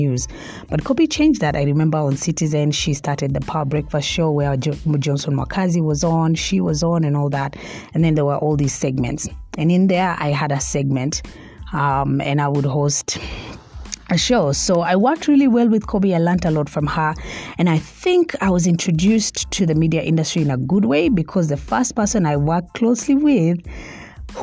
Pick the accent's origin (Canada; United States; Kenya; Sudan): Kenya; Mombasa, Mombasa County; moved away; also born or lived in Nairobi; I interned at NTV in Mombasa at first because I'm from Mombasa